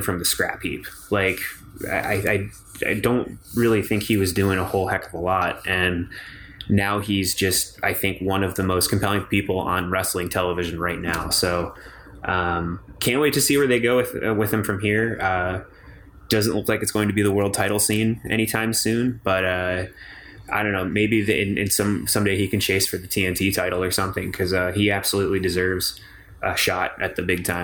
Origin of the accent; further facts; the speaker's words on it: Northeast U.S., United States; I'm from the Northeast U.S.